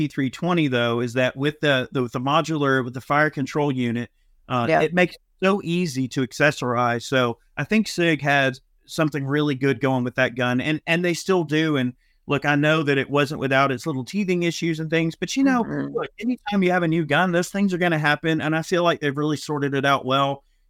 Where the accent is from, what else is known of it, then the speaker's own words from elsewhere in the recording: Georgia, United States; I'm from Georgia.